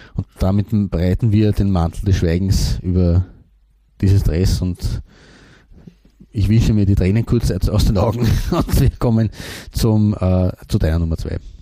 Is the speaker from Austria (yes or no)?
yes; Austria; als Österreicher